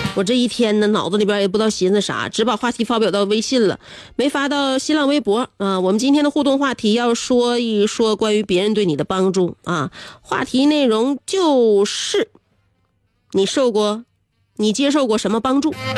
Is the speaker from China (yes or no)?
yes; Northeast China, China; 我们东北人